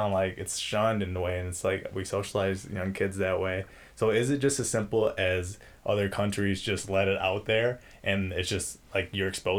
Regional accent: United States; I am American, I grew up here and lived here my whole life

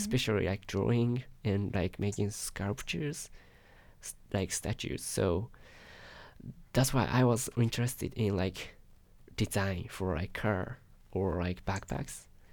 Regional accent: Yokohama, Kanagawa, Japan; English is a second language; moved away as an adult; now in Eugene, United States; I'm from Japan, uh, Yokohama, Japan, which is next to Tokyo.

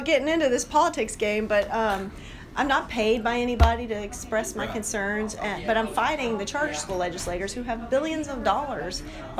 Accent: Louisville, Kentucky, United States; I'm from Louisville

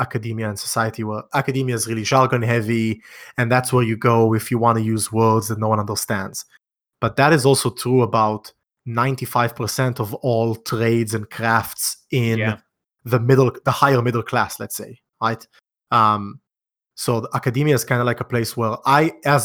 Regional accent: Israel; I'm from Israel

